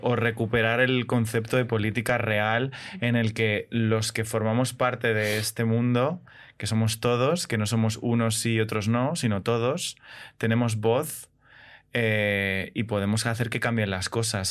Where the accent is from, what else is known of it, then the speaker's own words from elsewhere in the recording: Madrid, Community of Madrid, Spain; Yo soy de Madrid, nacido en Madrid y criado fundamentalmente en Madrid